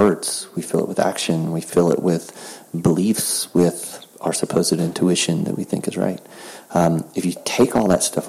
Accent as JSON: {"language": "English", "region": "the South", "country": "United States", "said": "I'm from the South"}